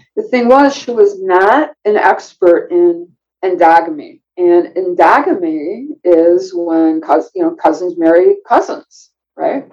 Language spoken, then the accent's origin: English; Chicago, Illinois, United States; when I was growing up in Chicago, my I went to Chicago Public School